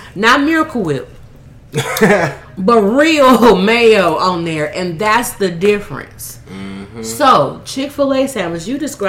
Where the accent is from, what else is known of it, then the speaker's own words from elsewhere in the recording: the South, United States; It's country. I'm from the South.